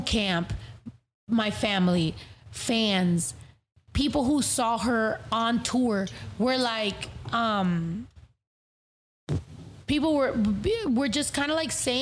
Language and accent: English; California, United States; I'm from California.